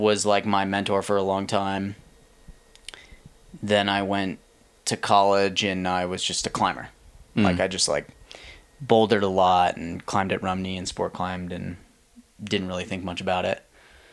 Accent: Plymouth, Massachusetts, United States; moved away as an adult; now in Lander, United States; I grew up in Plymouth, Mass, which is 30 minutes south of Boston

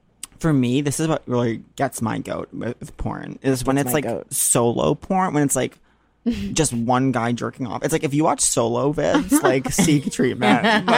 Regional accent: Long Island, New York, United States; moved away; I'm not from Nantucket, but I am from an island culture of Long Island.

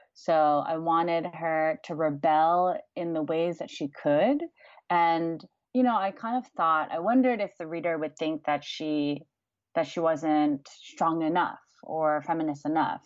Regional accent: United States; growing up in the States

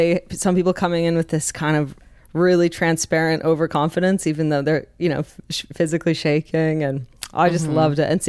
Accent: Canada; I'm Canadian.

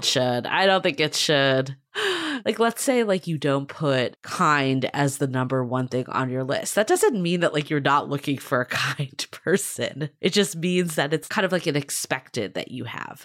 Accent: Boston, Massachusetts, United States; I grew up in Boston

